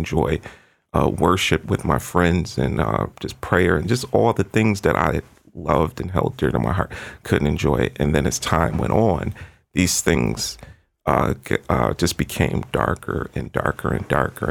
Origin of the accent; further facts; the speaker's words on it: Florida, United States; moved away; I was born in Florida